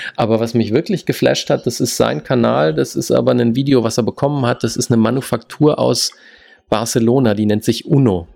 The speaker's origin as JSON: {"language": "German", "country": "Germany", "first_language": "German", "moved": "as an adult", "lives_now": "United States", "said": "unsere Muttersprache"}